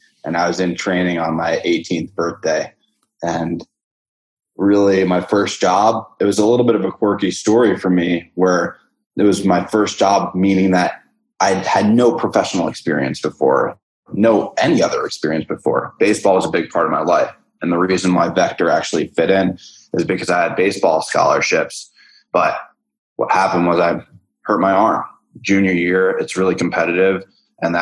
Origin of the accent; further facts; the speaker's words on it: New York City, New York, United States; moved away as an adult; now in San Francisco, United States; I'm from New York City